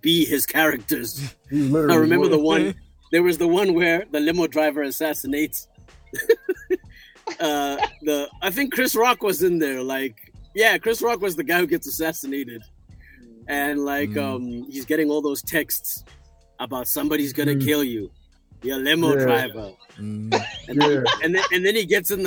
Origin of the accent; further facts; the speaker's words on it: Johannesburg, Gauteng, South Africa; South Africa, Johannesburg.